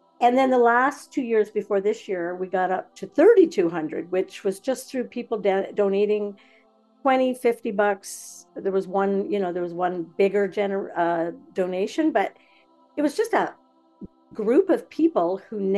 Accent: Napanee, Ontario, Canada; I grew up in Napanee

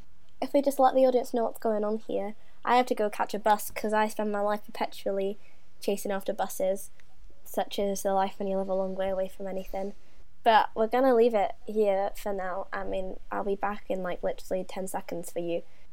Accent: Wales, United Kingdom; I know, it's I'm Welsh.

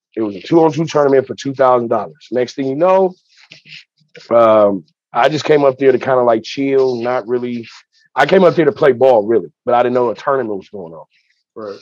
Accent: Pasadena, California, United States; also born or lived in Venice, Los Angeles; now in Los Angeles, United States; I'm from Pasadena

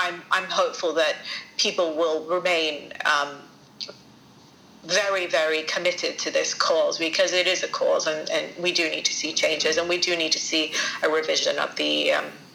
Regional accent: Sidon, South Governorate, Lebanon; now in London, United Kingdom; I wanted to be in my hometown, Saida

